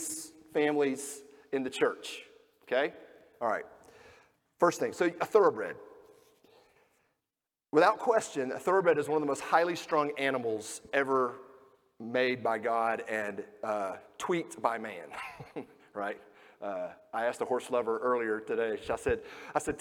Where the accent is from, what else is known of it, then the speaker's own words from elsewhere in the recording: Georgia, United States; now in Kentucky, United States; I grew up in Georgia